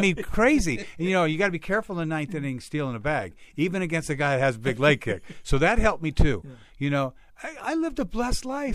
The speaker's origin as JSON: {"language": "English", "area": "Bay Area", "region": "California", "country": "United States", "tie": "born or raised there", "moved": "yes", "said": "I grew up in the Bay Area"}